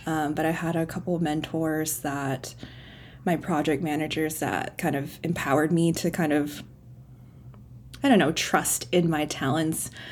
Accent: Cleveland, Ohio, United States; moved away as an adult; now in Richmond, California, United States; I was actually born and raised in Cleveland, Ohio

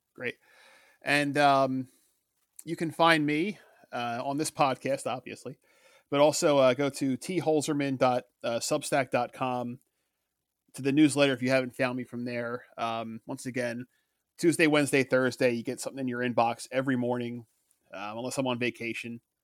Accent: Philadelphia, Pennsylvania, United States; we grew up in Philadelphia

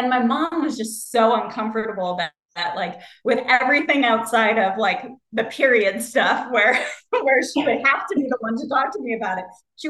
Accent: Ohio, United States; I grew up in the Midwest like you did. I grew up in Ohio

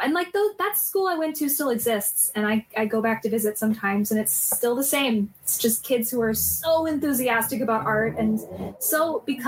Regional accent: South Florida, United States; In Florida, in South Florida

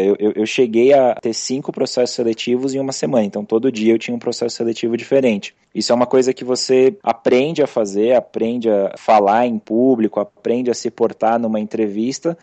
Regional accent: São Paulo, Brazil; sou aqui de São Paulo mesmo

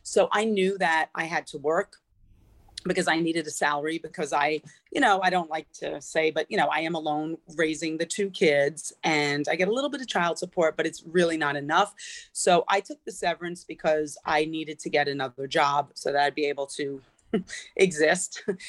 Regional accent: Connecticut, United States; So I did find another teaching job and I worked in Connecticut, which is where I'm from.

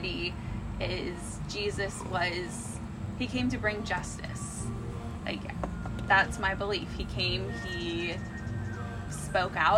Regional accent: Alamo Heights, Texas, United States; growing up in Alamo Heights

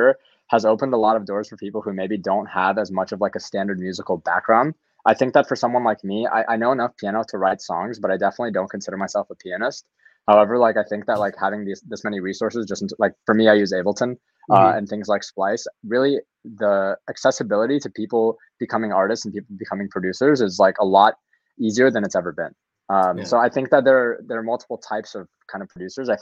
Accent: Louisville, Kentucky, United States; I'm from Louisville, Kentucky originally. My family is from Kiev, Ukraine, former Soviet Union.

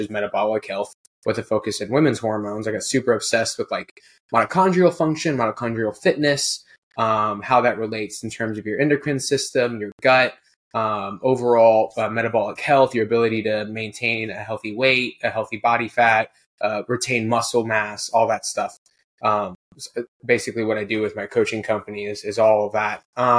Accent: Houston, Texas, United States; now in Kentucky, United States; Oh, I'm from Houston. Well, I'm actually technically from Kentucky. I just moved.

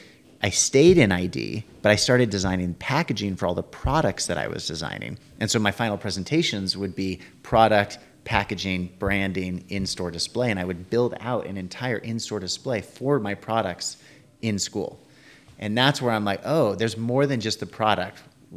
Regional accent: San Francisco, California, United States; And so I grew up in San Francisco area and we would go down and visit them

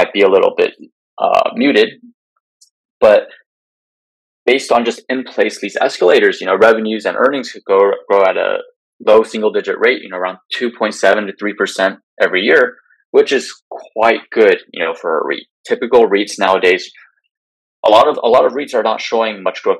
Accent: California, United States; my home state of California

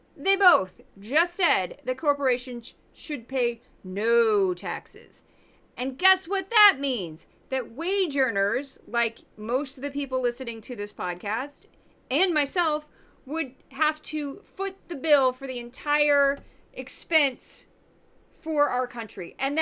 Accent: St. Louis, Missouri, United States; I'm from the Midwest

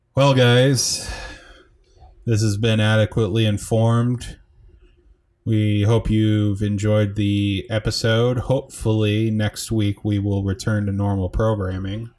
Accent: United States; we're from the United States

